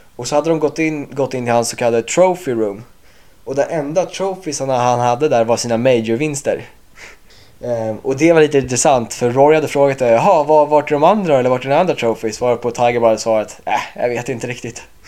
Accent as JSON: {"language": "Swedish", "town": "Åkersberga", "region": "Stockholm County", "country": "Sweden", "moved": "as an adult", "lives_now": "North Carolina, United States", "said": "jag är 23 år från Åkersberga och eh, pluggar just nu på college i USA"}